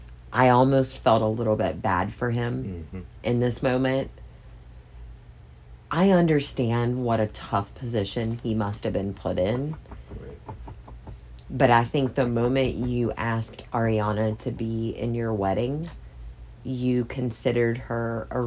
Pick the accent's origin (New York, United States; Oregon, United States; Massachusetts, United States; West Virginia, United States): West Virginia, United States; We're from West Virginia. And now, granted, we have lived all over the place